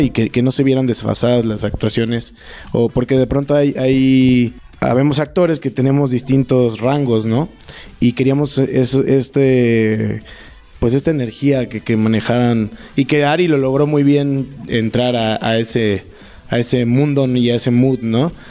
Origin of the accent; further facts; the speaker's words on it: Papaloapan basin, Veracruz, Mexico; moved away; also born or lived in Puebla; Yo soy de Veracruz y donde se filmó el cortometraje es este la región de la cuenca del Papaloapan, de donde yo soy originario